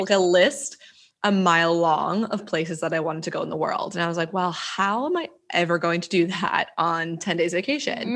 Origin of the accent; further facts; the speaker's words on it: New Jersey, United States; moved away as an adult; I'm from New Jersey originally